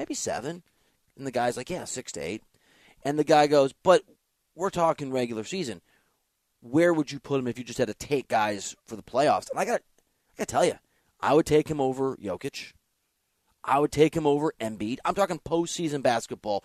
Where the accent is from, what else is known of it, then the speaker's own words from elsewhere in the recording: Dubuque, Iowa, United States; also born or lived in Green Bay, Wisconsin; I'm from Dubuque, Iowa, which is on the border of Wisconsin, Illinois, and Iowa.